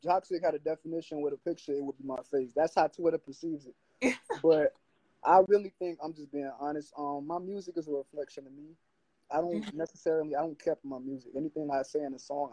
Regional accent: Miami, Florida, United States; I'm from Miami, Florida

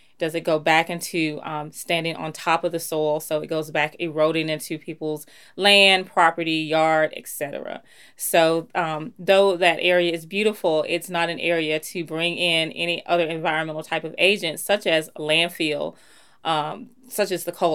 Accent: Greensboro, Alabama, United States; also born or lived in Birmingham, Alabama; I'm from the Black Belt. I grew up in a place called Greensboro, Alabama

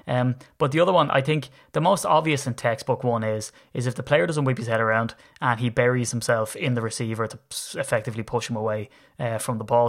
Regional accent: Ireland; I'm Irish

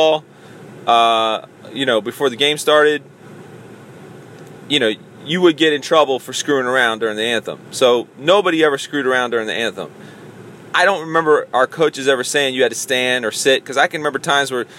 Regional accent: United States; as an American

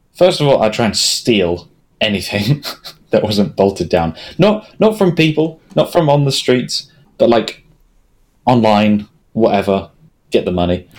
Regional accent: England, United Kingdom; We're English. We're very English.

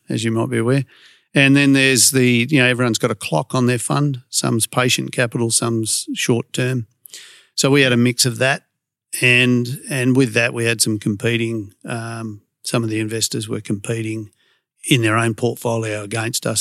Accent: Perth, Western Australia, Australia; I was, uh, born and raised in Carrnup

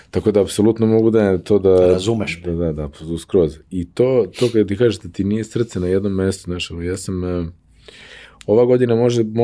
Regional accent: Novi Sad, Vojvodina, Serbia; also born or lived in Lugano, Switzerland; Ja sam iz Vojvodine, ja sam iz Novog Sada. Moji su iz Kikinda, mislim, Ćale, Keva je iz Novog Sada, njen otac iz Renjenja.

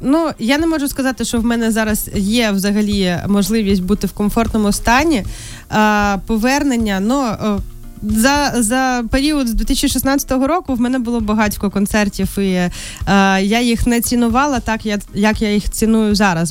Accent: Krasnodar Krai, Russia; moved away as an adult; also born or lived in Kyiv, Ukraine; now in Ukraine; виїхала з Росії і приїхала е, жити в Україну вже в осознаному дорослому віці у 18 років

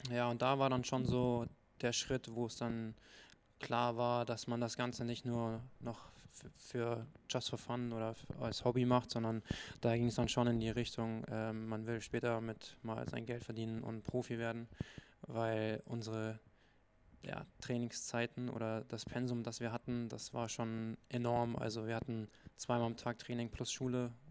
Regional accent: Augsburg, Bavaria, Germany; now in Hamburg, Germany; da ich selber ja eigentlich gebürtig aus dem Süden stamme

